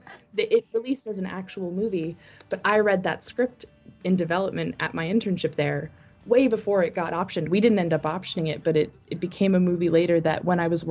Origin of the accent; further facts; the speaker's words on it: New Jersey, United States; moved away as an adult; now in Los Angeles, United States; from New Jersey